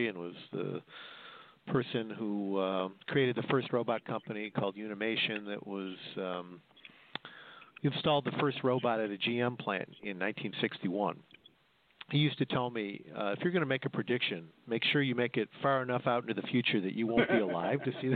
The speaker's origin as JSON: {"language": "English", "town": "Detroit", "region": "Michigan", "country": "United States", "said": "where I'm from the Detroit area"}